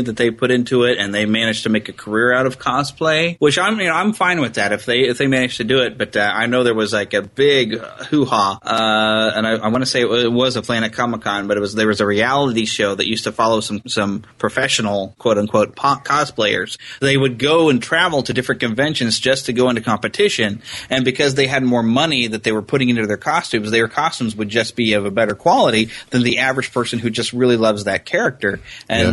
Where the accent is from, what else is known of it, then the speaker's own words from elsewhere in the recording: United States; I'm pure American